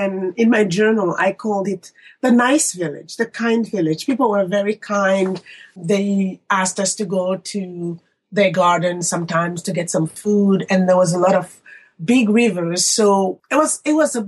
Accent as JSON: {"language": "English", "country": "Republic of the Congo", "moved": "as an adult", "lives_now": "United States", "said": "I'm from Congo Brazzaville."}